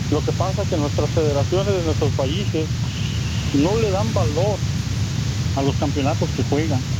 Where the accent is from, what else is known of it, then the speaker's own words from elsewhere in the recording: Guatemala; now in California, United States; yo soy de Guatemala